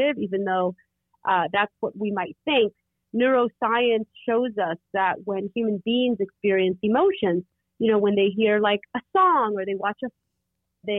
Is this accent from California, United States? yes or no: yes; Oakland, California, United States; I grew up in Oakland, California, home of the Black Panther